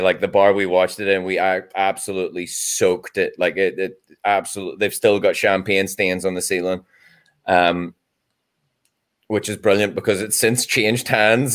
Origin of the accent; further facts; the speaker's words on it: Ireland; as an Irishman